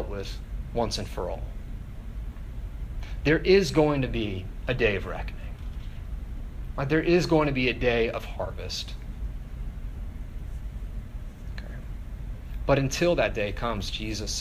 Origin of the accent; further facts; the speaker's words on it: Northern Virginia, United States; also born or lived in Oakville, Ontario, Canada; I was born just outside of Toronto in a town called Oakville, though I grew up in Northern Virginia.